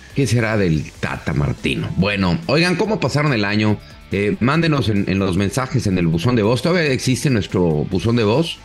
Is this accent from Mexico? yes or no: yes; Mexico; tanto como periodista mexicano